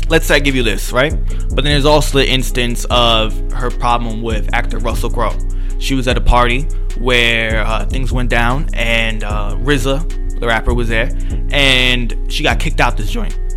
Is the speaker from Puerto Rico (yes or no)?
yes; Puerto Rico; now in United States; I'm Puerto Rican